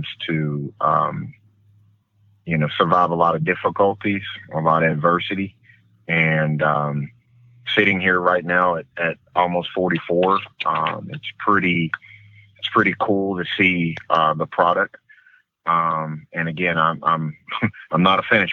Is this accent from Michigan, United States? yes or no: no; Huntington, West Virginia, United States; moved away; also born or lived in Texas; I grew up in Huntington, West Virginia